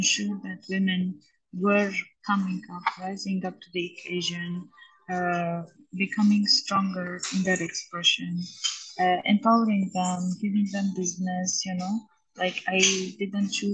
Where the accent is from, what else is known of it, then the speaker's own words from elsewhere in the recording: Armenia; moved away; Armenia, my hometown